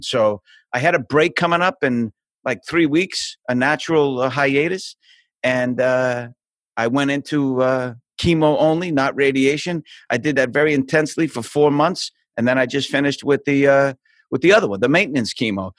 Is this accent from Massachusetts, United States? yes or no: yes; Boston, Massachusetts, United States; moved away; I'm from Boston. I was born in a, a place called South Boston